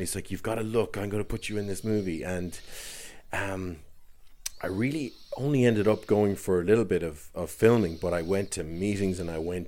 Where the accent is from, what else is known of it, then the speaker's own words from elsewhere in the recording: Ireland; accent: Irish; I can't really do my own Irish accent